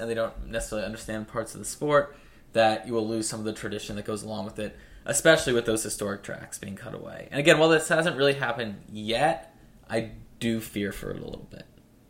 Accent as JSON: {"language": "English", "country": "United States", "also_born_or_lived": "Philadelphia", "said": "I'm an American"}